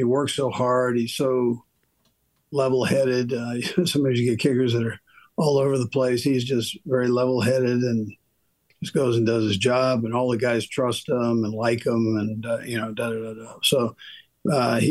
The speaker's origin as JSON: {"language": "English", "town": "Los Angeles", "region": "California", "country": "United States", "tie": "born or raised there", "said": "as a kid growing up in Los Angeles"}